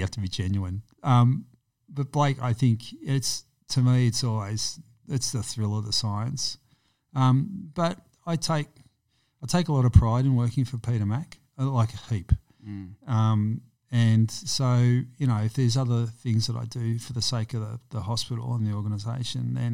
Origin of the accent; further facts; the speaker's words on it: Melbourne, Victoria, Australia; kids born and raised in Preston